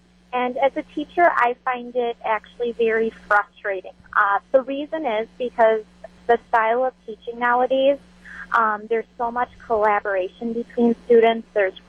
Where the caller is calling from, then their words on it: Beaver Dam, Wisconsin, United States; I am calling from Beaver Dam, and I am an elementary teacher